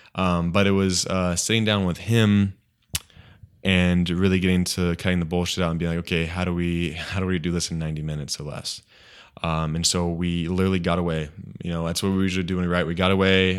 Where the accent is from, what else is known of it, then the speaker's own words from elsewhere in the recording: Redlands, California, United States; my hometown Redlands